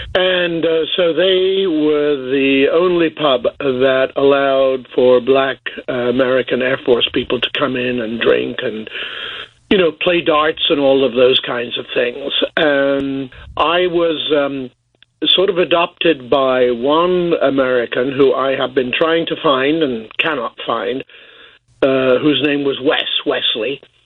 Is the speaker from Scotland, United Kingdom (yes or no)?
no; Boston, East Midlands, United Kingdom; moved away; my family were living in uh, Boston, England